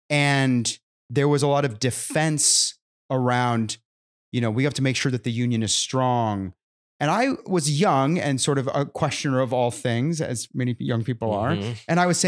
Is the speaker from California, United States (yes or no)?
yes; California, United States; now in Nashville, United States; I come originally from California, where the market didn't play by the same rules as everybody other state.